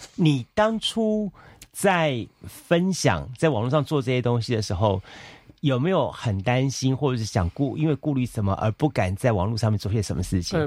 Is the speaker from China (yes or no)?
no; Taiwan; 我们台湾这边